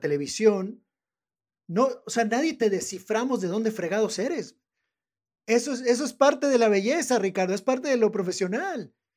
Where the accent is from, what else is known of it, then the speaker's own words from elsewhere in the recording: northern Mexico, Mexico; accent: norteño; yo tengo mi acento norteño, tengo mi acento entre Tijuana, en algún lugar entre Tijuana y Monterrey, por ahí está mi acento